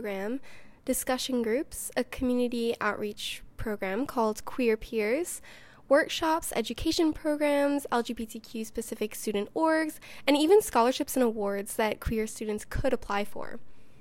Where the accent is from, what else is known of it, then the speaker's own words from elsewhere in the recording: Delaware County, Pennsylvania, United States; My hometown is in Delaware County, which is adjacent to the Philadelphia County